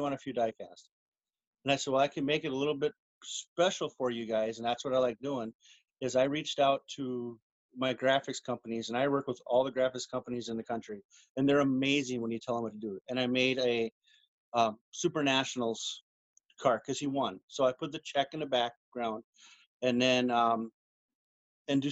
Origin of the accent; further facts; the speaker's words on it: Arizona, United States; that's where I'm from. I grew up in Arizona